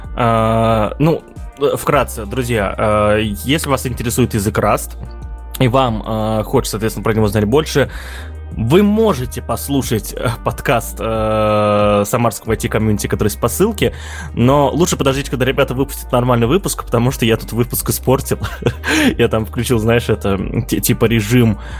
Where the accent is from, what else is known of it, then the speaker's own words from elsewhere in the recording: Russia; я как житель сверхдержавы